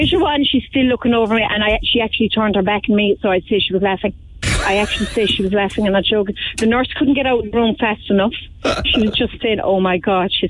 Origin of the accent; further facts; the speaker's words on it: Youghal, Munster, Ireland; I'm actually working here in Yall, and I'm from Yall